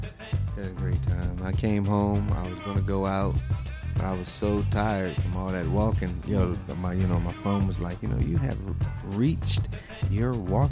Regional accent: Raleigh, North Carolina, United States; I'm from Raleigh, so I'm always polite, always nice.

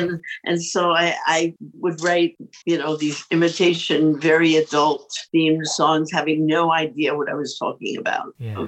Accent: New York City, New York, United States; I think about the way I grew up. It was a really great time. My parents, I grew up in New York City.

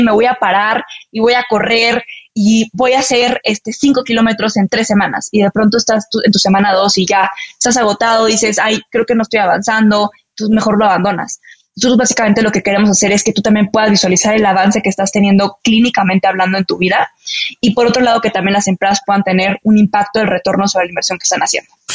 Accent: Mexico City, Mexico; also born or lived in Chihuahua, Mexico; me vine a Ciudad de México cuando tenía siete años

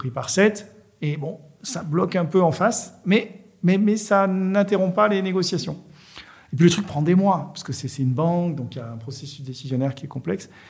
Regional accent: Marseille, Provence-Alpes-Côte d'Azur, France; bah, moi, en tant que Marseillais, voilà, j'ai telle approche avec un pointu

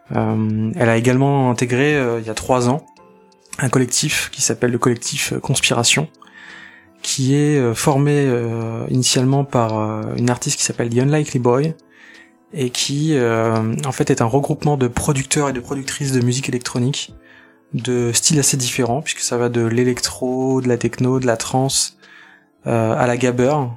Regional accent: Nantes, Pays de la Loire, France; Je viens de Nantes

